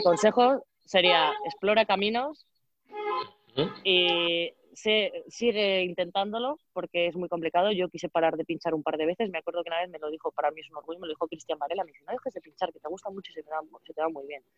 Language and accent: Spanish; Valladolid, Castile and León, Spain; yo soy de Valladolid